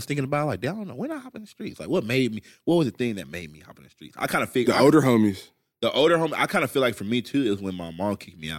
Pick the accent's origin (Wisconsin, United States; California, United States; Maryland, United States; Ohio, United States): California, United States; also born or lived in Kentucky; because we're from California